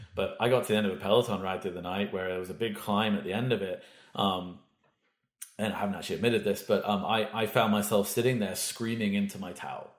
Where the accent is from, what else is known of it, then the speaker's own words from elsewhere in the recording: United Kingdom; now in Vancouver, Canada; I'm British